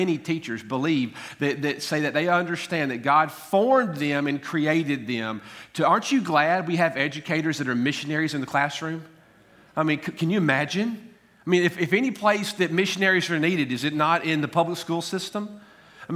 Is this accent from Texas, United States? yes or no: no; Tullahoma, Tennessee, United States; I was born in Coffee County, Tennessee, actually in Harton Hospital in Tullahoma.